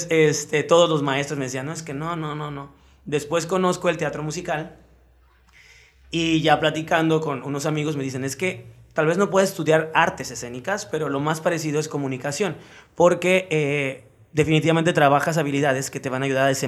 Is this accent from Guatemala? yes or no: no; Acapulco, Guerrero, Mexico; Acapulqueño. ¿Toda tu vida aquí en Acapulco? Sí, sí, sí, sí toda mi vida aquí.